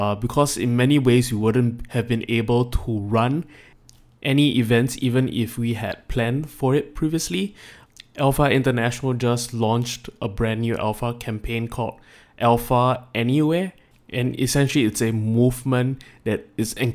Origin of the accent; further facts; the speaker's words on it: Singapore; as a Singaporean